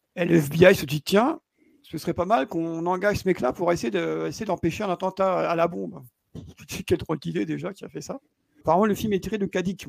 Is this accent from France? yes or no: no; Belgium; je suis belge